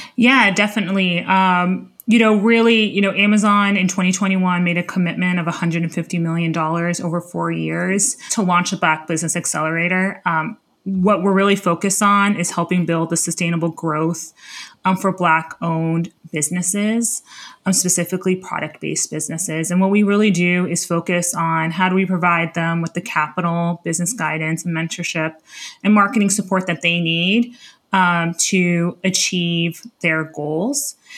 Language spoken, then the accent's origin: English; Miami, Florida, United States; moved away as an adult; also born or lived in Palo Alto, California; now in Washington, D.C., United States; I was born and raised in, uh, Miami, Florida